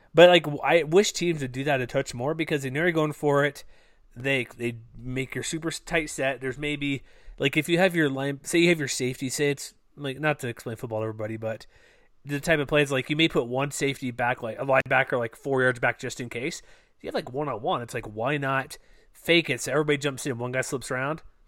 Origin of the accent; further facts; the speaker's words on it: Texas, United States; I'm from Texas